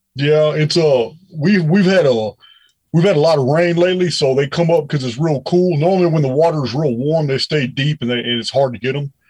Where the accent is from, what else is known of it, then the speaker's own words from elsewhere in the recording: Bedford, Texas, United States; I was raised in Bedford, Texas